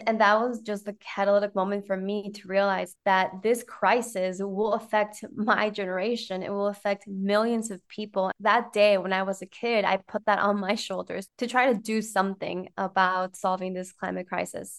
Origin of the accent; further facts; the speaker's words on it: Ecuador; I grew up in Ecuador.